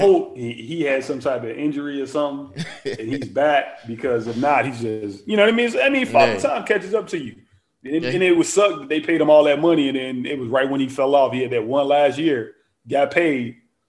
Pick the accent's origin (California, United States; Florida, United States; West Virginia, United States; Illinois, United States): Illinois, United States; Chicago; I'm from the Chi, right? But I'm from the West Side.